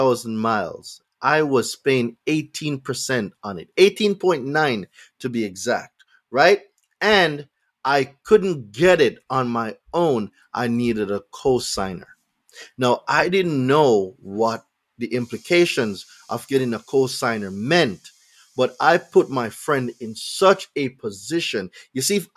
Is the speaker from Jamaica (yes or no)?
yes; Jamaica; now in United States; I'm not from here. So when I came from Jamaica